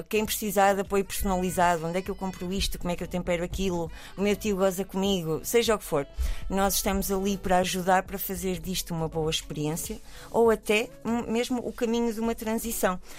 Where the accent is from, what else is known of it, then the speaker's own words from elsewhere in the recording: Portugal; nós somos portugueses